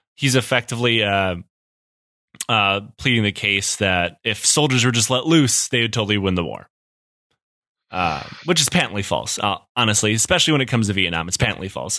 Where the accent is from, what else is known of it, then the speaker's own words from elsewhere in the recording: Detroit, Michigan, United States; I'm from Detroit